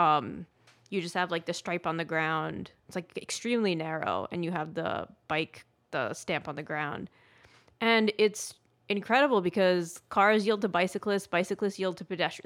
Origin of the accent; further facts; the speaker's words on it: United States; moved away as an adult; also born or lived in Atlanta, United States; I grew up in New York and New Jersey my whole life